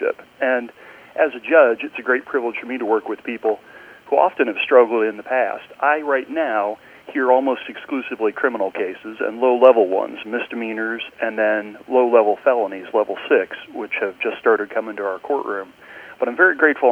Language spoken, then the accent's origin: English; Richmond, Indiana, United States; I grew up in Richmond, but we were so far east, we only got Ohio TV